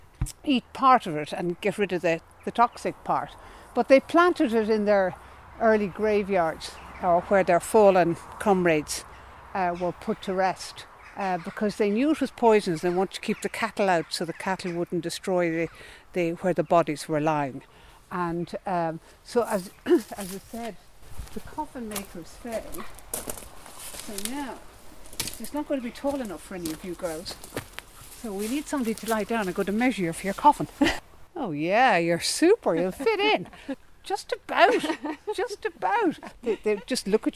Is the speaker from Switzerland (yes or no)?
no; Ireland; we as Irish people